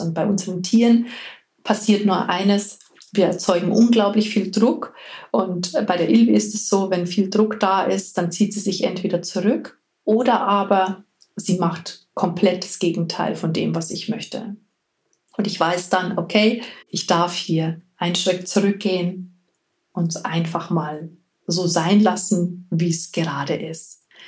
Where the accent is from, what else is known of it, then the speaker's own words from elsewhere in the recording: Bavaria, Germany; Hier bei uns in Bayern